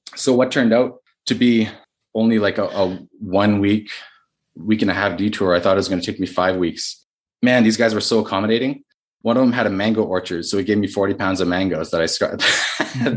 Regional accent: Canada; I'm Canadian

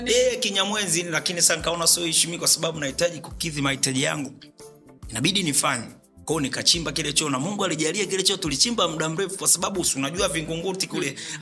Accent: Moshi, Kilimanjaro, Tanzania; also born or lived in Arusha / Nairobi / Uganda / Mwanza; now in Dar es Salaam, Tanzania; Moshi, mkoa wa Kilimanjaro. Ndio nilipozaliwa na nimekulia

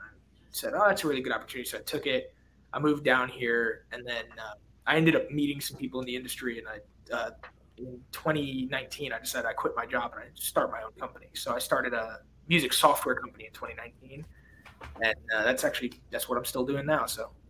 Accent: New York, United States; So I grew up in New York. I ended up going to college in Pennsylvania

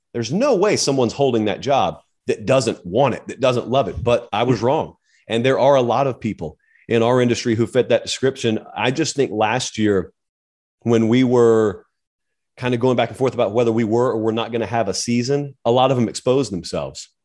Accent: the South, United States; I grew up in the South. I have grown up around the Iron Bowl, Georgia

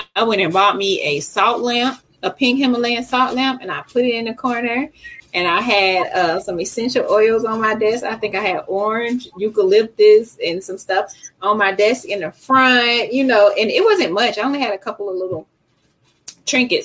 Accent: Decatur, Georgia, United States; I grew up, I'm from Decatur. So I grew up on Keller Road in McAfee

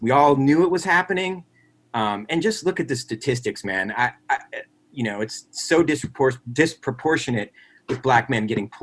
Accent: Metuchen, New Jersey, United States; also born or lived in Edison, New Jersey; I grew up in, you know, middle class to upper middle class suburb in New Jersey

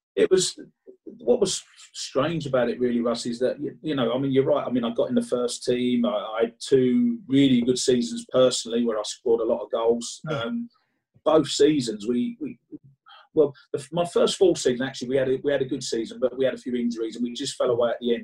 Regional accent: London, United Kingdom; I was born in West Ham

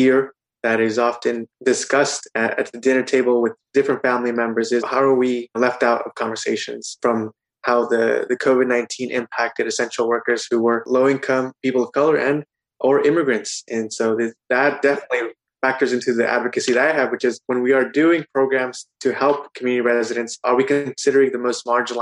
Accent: Delano, California, United States; I came back to my hometown of Delano

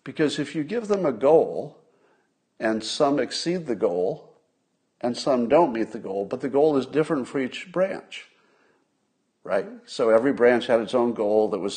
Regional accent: United States; I'm so American

